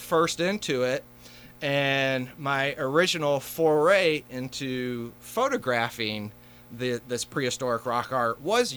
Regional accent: Carbondale, Illinois, United States; I am a Southern Illinois native, born and raised in Carbondale

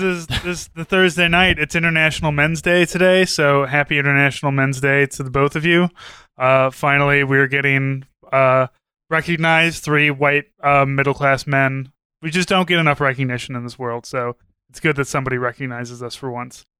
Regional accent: Midwest, Missouri, United States; now in St. Louis, United States; a Midwesterner who didn't really see the ocean uh, until they were a teenager

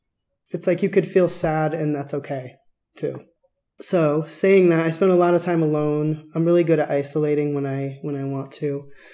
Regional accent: Stratford, Connecticut, United States; also born or lived in Bridgeport, Connecticut / Chicago, Illinois; now in Tucson, United States; I grew up in Connecticut, kind of on the coast. I was born in Bridgeport, sort of an industrial town, but my town was Stratford, a little bit further north

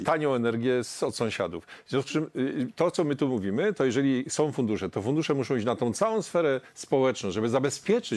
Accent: Silesian Voivodeship, Poland; Ja jestem ze Śląska

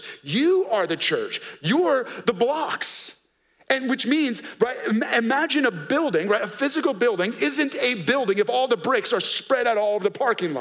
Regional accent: New York, United States; because we're from New York, we have four locks on our door.

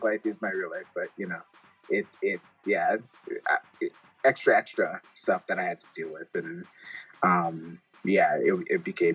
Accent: Detroit, Michigan, United States; growing up in Detroit, like being philanthropic

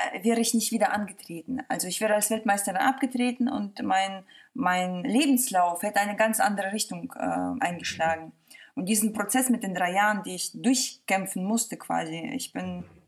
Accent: Mönchengladbach, North Rhine-Westphalia, Germany; also born or lived in Kazakhstan; now in Hamburg, Germany; ich komme aus München-Gladbach

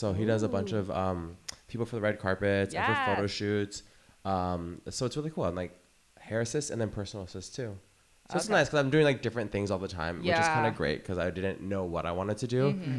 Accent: San Francisco, California, United States; moved away as an adult; now in New York, United States; I grew up in San Francisco. Grew up in nightlife when I turned 21 or a little bit before that.

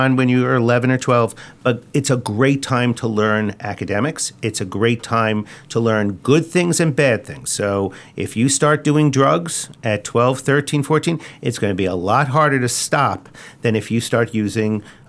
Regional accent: Long Island, New York, United States; And I grew up on Long Island, and I had comic books too.

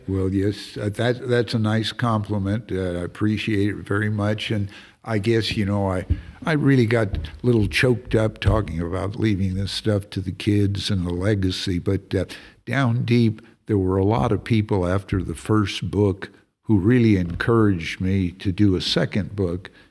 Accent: California, United States; also born or lived in Texas; now in Montana, United States; I'm from California originally

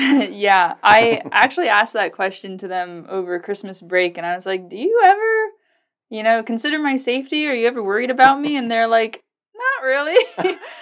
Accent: Virginia, United States; now in Lincoln, Nebraska, United States; I come from the East Coast. I'm from Virginia

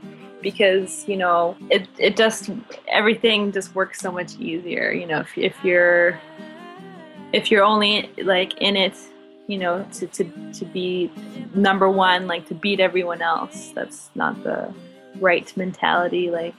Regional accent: Winnipeg, Manitoba, Canada; Yep. Yeah, I was born in Winnipeg. It's a nice city. I plan on staying here for a while.

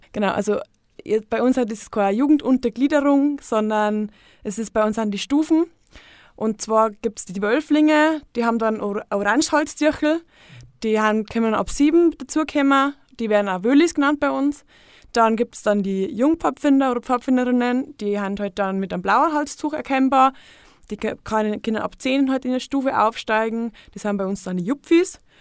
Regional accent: Untergriesbach, Bavaria, Germany; in Untergrissbach, eben wo ich herkomme

